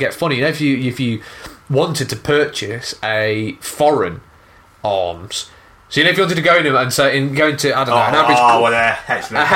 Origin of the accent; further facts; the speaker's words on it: United Kingdom; as the British, we're impatient